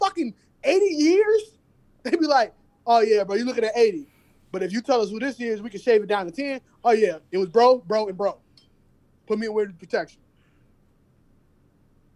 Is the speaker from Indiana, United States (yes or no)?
no; Chicago, Illinois, United States; I grew up where they burnt the dude on Tree State down a block from Marquette Park. I grew up around all that.